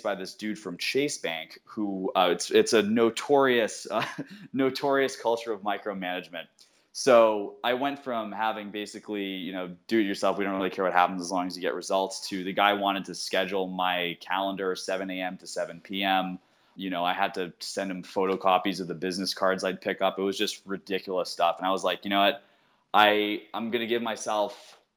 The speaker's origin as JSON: {"language": "English", "area": "outside of Worcester", "region": "Massachusetts", "country": "United States", "tie": "born or raised there", "said": "I grew up in Massachusetts, outside of Worcester"}